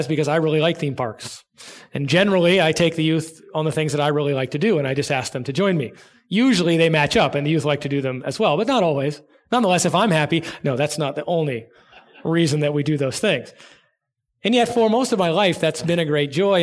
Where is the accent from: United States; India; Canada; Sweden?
United States; Southern California; moved away; I grew up in Southern California